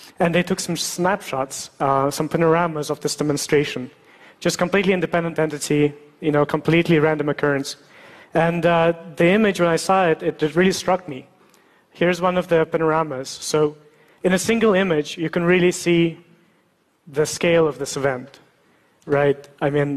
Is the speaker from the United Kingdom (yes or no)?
no; Russia; moved away; I was born in Russia